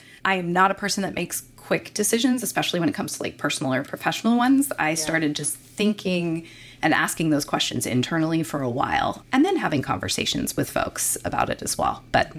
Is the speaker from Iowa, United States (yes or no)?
no; Virginia, United States; Virginia, my home state, has a lot of military